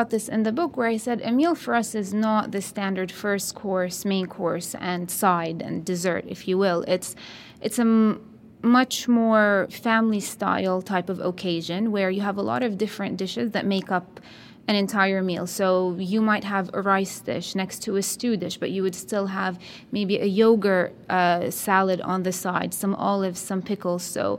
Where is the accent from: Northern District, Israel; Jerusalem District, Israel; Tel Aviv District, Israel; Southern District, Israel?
Jerusalem District, Israel; Jerusalem; I grew up in Jerusalem, and there it's a melting pot. You have people from all different areas of the country and also, you know, local people, and you notice the differences there as well.